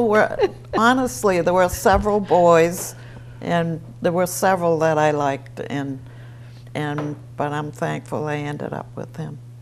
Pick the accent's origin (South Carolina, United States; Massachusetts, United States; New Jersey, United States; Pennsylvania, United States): Massachusetts, United States; Easton; I was born in a farmhouse on Pine Street, Easton Dale, we always called it.